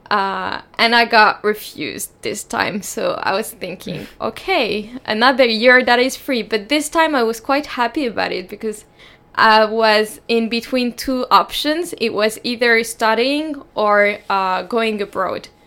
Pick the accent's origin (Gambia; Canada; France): France; English is a second language; moved away as an adult; now in Sweden; I'm 21 years old, almost 22, and I'm from France, but my parents are from Morocco